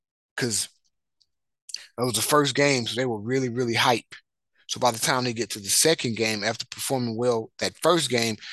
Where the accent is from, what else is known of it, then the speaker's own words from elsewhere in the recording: Marshall, Texas, United States; I'm from Marshall, Texas